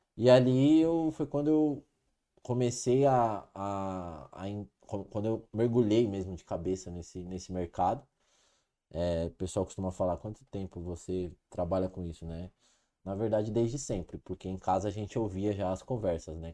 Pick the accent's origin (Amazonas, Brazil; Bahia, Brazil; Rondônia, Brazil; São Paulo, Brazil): São Paulo, Brazil; Ribeirão Preto; sou natural de Ribeirão Preto